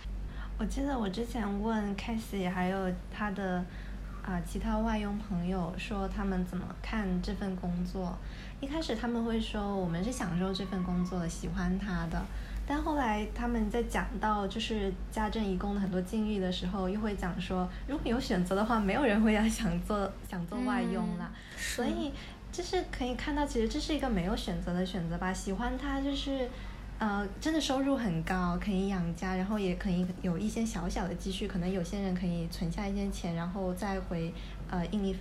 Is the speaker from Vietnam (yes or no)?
no; China; now in Hong Kong; 但是因为我们作为大陆人，在香港这里，可能因为跟香港同样的肤色、同样的相似的外貌，我们不会觉得自己是移民。